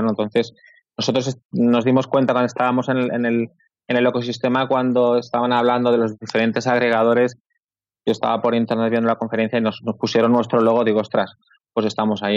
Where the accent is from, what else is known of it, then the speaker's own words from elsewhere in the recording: Barcelona, Catalonia, Spain; Yo soy de Barcelona